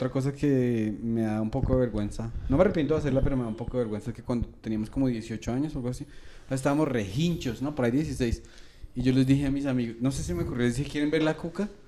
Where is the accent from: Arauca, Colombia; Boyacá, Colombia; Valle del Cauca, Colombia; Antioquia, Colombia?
Boyacá, Colombia; Yo, yo, crecí en Boyacá